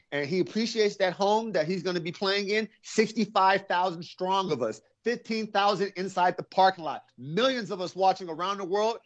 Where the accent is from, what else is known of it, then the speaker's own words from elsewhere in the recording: Las Vegas, Nevada, United States; My hometown Raiders